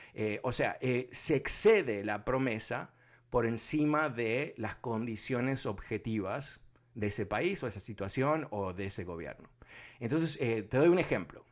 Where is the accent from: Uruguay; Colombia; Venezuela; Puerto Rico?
Uruguay; moved away; also born or lived in Argentina; yo soy uruguayo